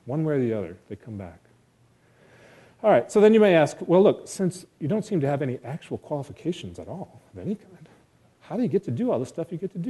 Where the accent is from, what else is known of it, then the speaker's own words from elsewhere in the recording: rural area north of Clarkston, Michigan, United States; back to my rural outpost north of Clarkston